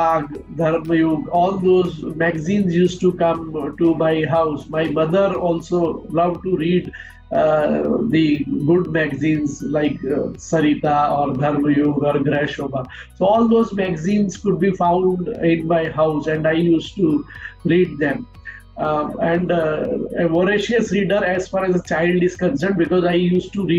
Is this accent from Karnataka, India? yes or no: no; Vadodara, Gujarat, India; also born or lived in Delhi / Kota, Rajasthan; since I grew up in Baroda, the culture of Gujarat is also predominant in me.